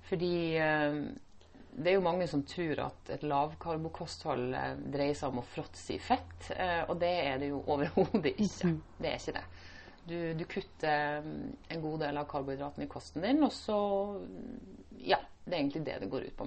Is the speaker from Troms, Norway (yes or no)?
yes; Indre Troms, Norway; moved away as an adult; now in Stavanger, Norway; jeg er opprinnelig fra Indre Troms. Mm. Langt opp i nord.